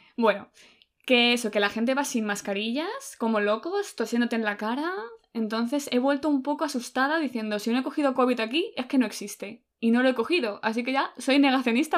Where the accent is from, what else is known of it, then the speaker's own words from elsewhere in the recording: Spain; a los españoles se nos, suena como más italiano